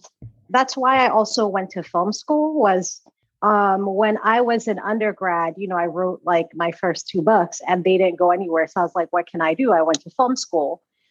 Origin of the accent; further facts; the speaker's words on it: Atlanta, Georgia, United States; also born or lived in Sierra Leone; growing up in Sierra Leone, I didn't understand what patriarchy was. I didn't understand all of this stuff. So when I'd ask people questions, because Sierra Leone is extremely patriarchal. And then Atlanta, Georgia, where I grew up, is also extremely patriarchal, right?